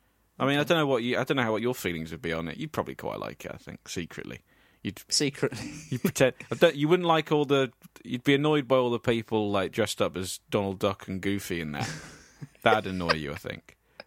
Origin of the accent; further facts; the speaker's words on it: England, United Kingdom; being English.